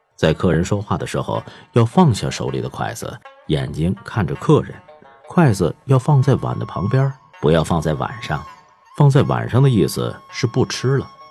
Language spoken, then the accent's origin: Chinese; Tianjin, China; 我出生在一个平常的老天津卫家庭，祖上就住在梁家嘴儿的后花胡同儿，后来搬到河北陈家沟子